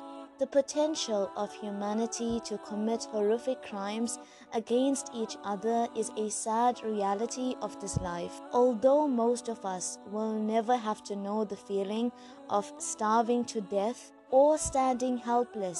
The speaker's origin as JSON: {"language": "English", "country": "South Africa", "said": "I'm a South African Muslim, school teacher, life coach, and an avid traveler"}